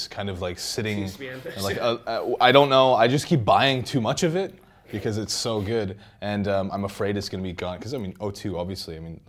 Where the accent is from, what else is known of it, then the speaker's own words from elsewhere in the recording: Saskatchewan, Canada; I'm from Saskatchewan. I can't not pronounce that S.